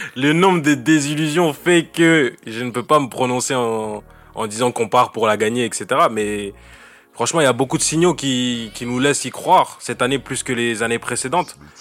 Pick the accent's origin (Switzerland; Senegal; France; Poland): Senegal; je suis sénégalais